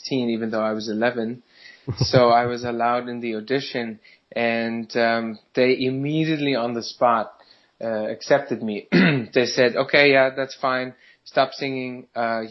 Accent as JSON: {"language": "English", "country": "Germany", "tie": "born or raised there", "second_language": "English", "moved": "as an adult", "lives_now": "New York City, United States", "said": "I'm a band leader from New York City. Grew up in Germany. Moved here 6 years ago"}